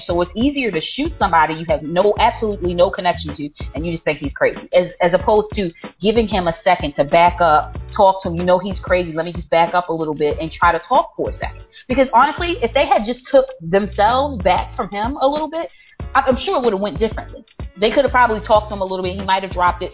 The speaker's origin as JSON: {"language": "English", "town": "Baltimore", "region": "Maryland", "country": "United States", "said": "I'm from Baltimore, so it's not like I feel estranged to the neighborhood. Like this is my community I'm policing"}